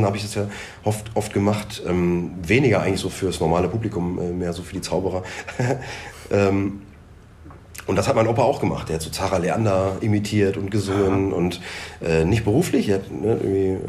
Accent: Dorsten, North Rhine-Westphalia, Germany; bei uns in Dorsten

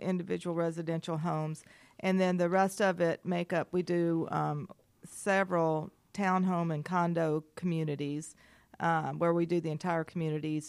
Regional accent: Maryville, Tennessee, United States; moved away as an adult; also born or lived in Gainesville, Georgia / Huntsville, Alabama; now in Atlanta, United States; I grew up in Maryville, Tennessee for most of my life

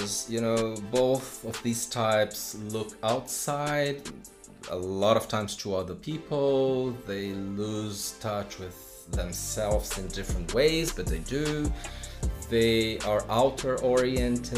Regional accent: Brazil; most of the time in Brazil, my home country

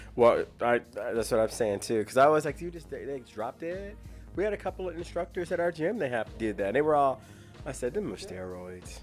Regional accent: Missouri, United States; I grew up in Missouri

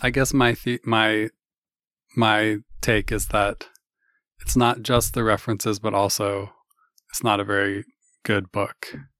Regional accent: Kirkland, Washington, United States; born or raised there

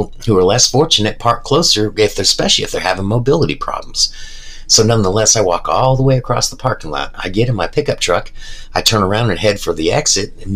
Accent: United States; I'm an American

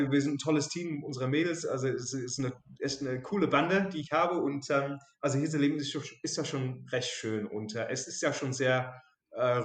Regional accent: England, United Kingdom; German is a second language; now in Germany; ich komme aus England, also genauer gesehen aus Südengland.

